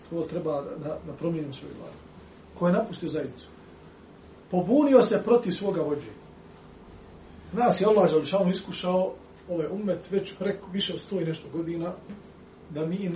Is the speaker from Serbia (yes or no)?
no; Bosnia & Herzegovina; na ovom lokalnom planu kod nas u Bosni